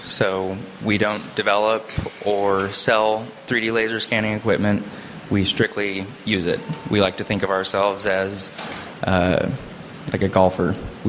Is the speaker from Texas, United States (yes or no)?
no; California, United States; also born or lived in Chicago / Connecticut; home was from high school growing up was Southern California, so Orange County and LA.